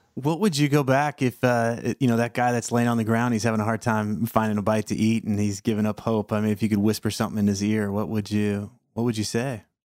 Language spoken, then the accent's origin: English; Sebring, Florida, United States; I grew up in Sebring. That's my hometown